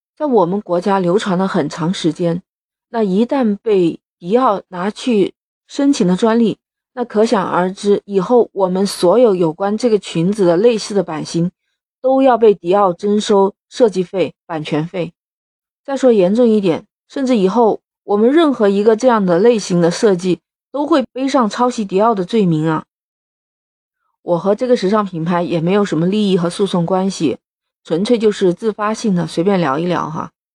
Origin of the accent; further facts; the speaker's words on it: China; 我们中国人